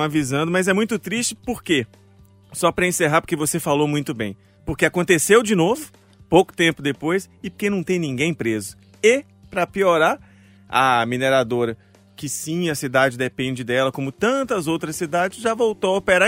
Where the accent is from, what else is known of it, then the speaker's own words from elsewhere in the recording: Mariana, Minas Gerais, Brazil; eu sou de Mariana